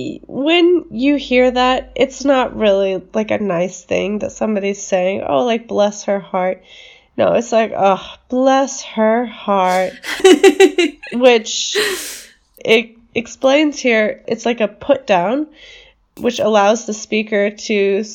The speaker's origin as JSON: {"language": "English", "country": "United States"}